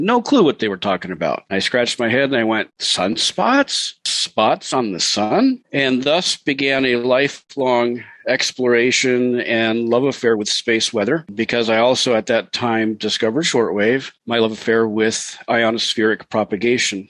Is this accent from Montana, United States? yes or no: yes; Montana, United States; moved away as an adult; also born or lived in Seattle area, Washington; I was living in the Seattle area and I grew up in Montana